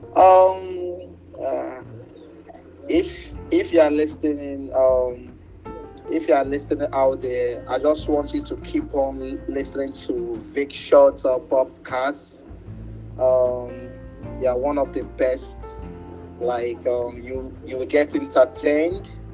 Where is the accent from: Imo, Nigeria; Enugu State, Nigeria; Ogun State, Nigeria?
Imo, Nigeria; I'm from Imo State.